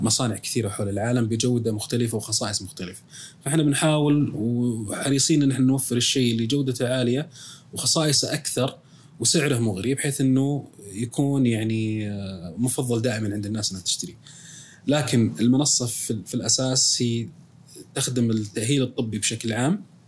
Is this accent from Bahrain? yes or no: no; Saudi Arabia; عندنا في السعوديه